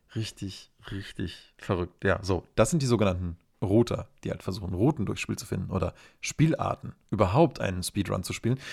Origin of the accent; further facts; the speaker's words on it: Germany; bei uns in Deutschland